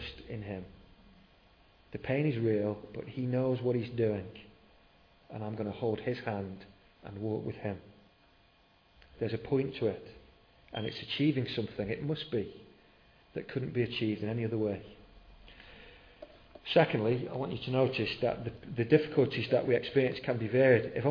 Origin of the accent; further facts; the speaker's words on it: United Kingdom; We're very British